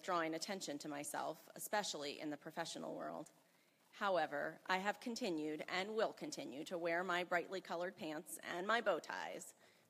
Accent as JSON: {"language": "English", "town": "Selma", "region": "Alabama", "country": "United States", "tie": "born or raised there", "said": "I grew up in Selma, Alabama, from a very conservative and fundamentalist-oriented white family."}